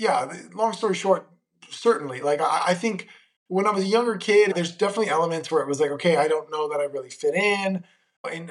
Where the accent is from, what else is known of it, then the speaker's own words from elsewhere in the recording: Monterey, California, United States; also born or lived in Cleveland, Ohio; I was born in Cleveland, Ohio, of all places. So closer to where you are, not totally up there, but getting close. I was raised in Monterey, California